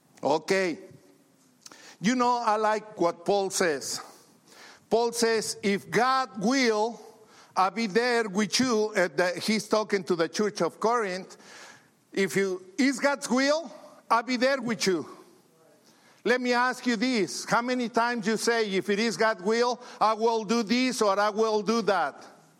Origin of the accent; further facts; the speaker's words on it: Mexico; English is a second language; now in United States; You know, when I came from Mexico to the States, I just came to be rich.